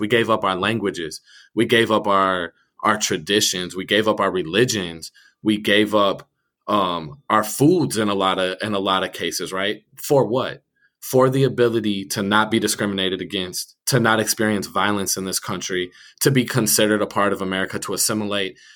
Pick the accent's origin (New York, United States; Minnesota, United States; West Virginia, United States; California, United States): Minnesota, United States; Minneapolis; I grew up in Northeast Minneapolis